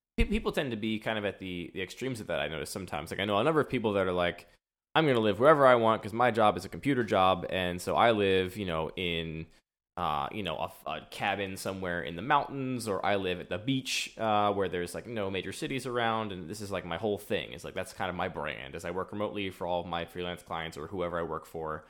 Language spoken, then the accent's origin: English; suburbs outside of Philadelphia, Pennsylvania, United States; now in Baltimore, United States; I was raised in the suburbs outside of Philadelphia